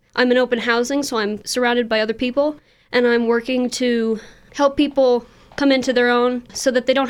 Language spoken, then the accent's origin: English; Texas, United States; now in Fort Collins, United States; I am from Texas.